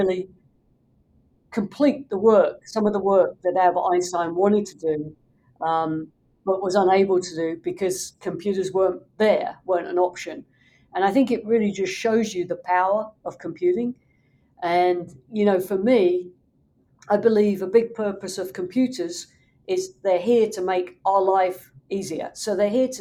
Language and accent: English; London, United Kingdom; now in Los Angeles, United States; I grew up in the UK. I grew up in London